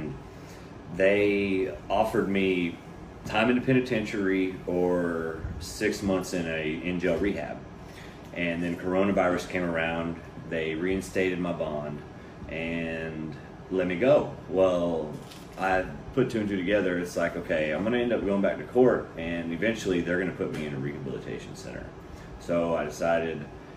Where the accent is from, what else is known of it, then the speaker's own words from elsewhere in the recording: Pearland, Texas, United States; also born or lived in Webster, Texas; I grew up in Webster, and once I moved to Pearland, started going to Pearland School District